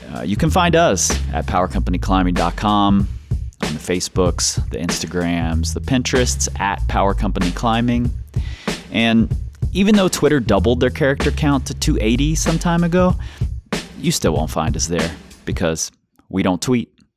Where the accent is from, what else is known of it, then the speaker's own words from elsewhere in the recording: Cincinnati, Ohio, United States; I'm from Cincinnati